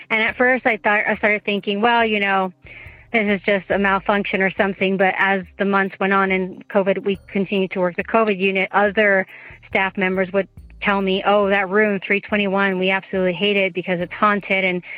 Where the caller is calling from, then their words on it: Utah, United States; I'm calling from Utah.